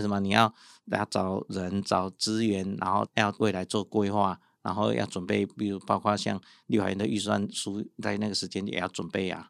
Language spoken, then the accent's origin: Chinese; Yilan, Yilan County, Taiwan; moved away as an adult; also born or lived in Taipei; 像我们从宜兰出，来台北读书